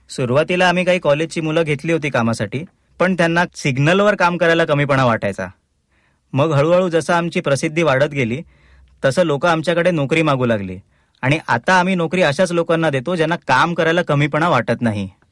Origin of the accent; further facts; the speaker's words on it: Ulhasnagar, Maharashtra, India; now in Thane, India; मी मूळचा उल्हासनगरचा माझे लहानपण उल्हासनगरलाच गेलं